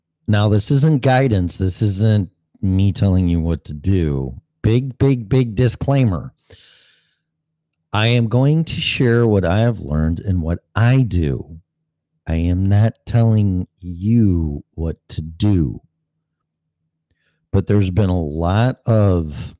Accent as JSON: {"language": "English", "region": "Illinois", "country": "United States", "tie": "born or raised there", "moved": "as an adult", "lives_now": "Florida, United States", "said": "my hometown, state of Illinois"}